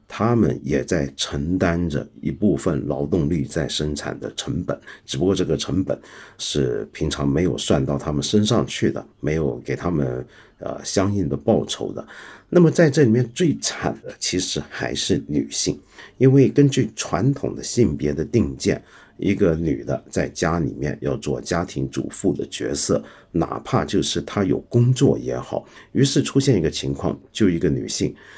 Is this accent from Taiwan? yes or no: no; Hong Kong; 我是个香港人嘛